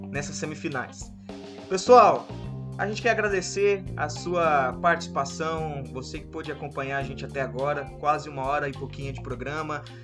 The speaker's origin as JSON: {"language": "Portuguese", "country": "Brazil", "said": "a gente como brasileiro"}